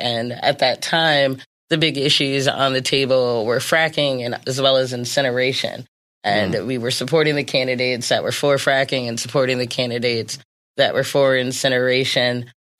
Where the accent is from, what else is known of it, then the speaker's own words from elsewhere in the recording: Hagerstown, Maryland, United States; I'm from Hagerstown, Maryland